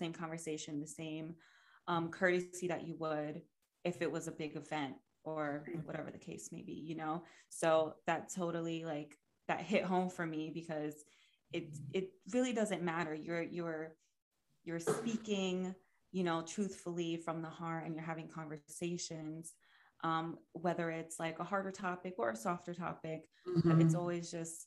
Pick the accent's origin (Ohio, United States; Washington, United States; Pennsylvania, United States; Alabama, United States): Pennsylvania, United States; moved away as an adult; also born or lived in New York City; I'm originally from Pennsylvania